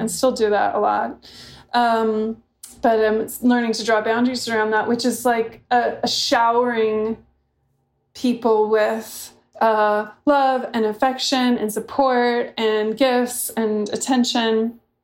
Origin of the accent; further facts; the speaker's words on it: San Luis Obispo, California, United States; also born or lived in Santa Barbara, California; I grew up mainly in San Luis Obispo and Santa Barbara.